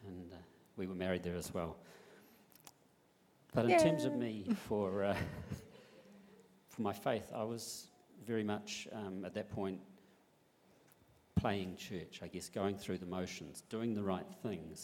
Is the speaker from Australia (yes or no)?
no; Picton, Marlborough, New Zealand; moved away as an adult; now in Christchurch, New Zealand; I grew up in Picton, alongside your mum